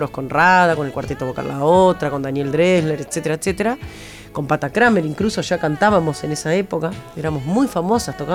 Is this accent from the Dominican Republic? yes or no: no; Paysandú, Uruguay; yo soy de Paysandú, me imaginaba una señora casada, con hijos, en Paysandú